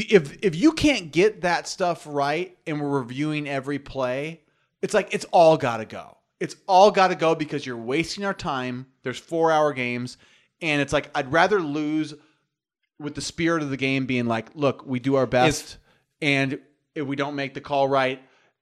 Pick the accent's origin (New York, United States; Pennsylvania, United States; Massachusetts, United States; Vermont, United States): New York, United States; I'm from New York. I got some New York